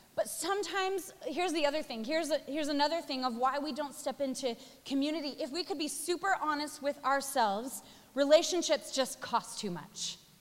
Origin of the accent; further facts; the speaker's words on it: Spokane, Washington, United States; moved away as an adult; also born or lived in Australia; now in New York, United States; I was born in Spokane, Washington, moved to Australia, lived there for 10 years, met, married my husband, had our first three children